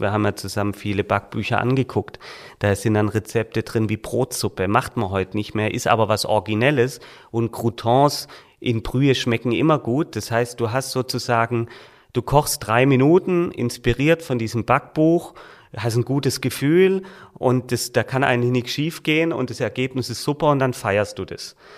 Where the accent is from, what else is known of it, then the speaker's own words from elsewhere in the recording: Reutlingen, Baden-Württemberg, Germany; moved away as an adult; also born or lived in Heidelberg / Heilbronn; now in Schwäbisch Hall, Germany; ich komme aus Reutling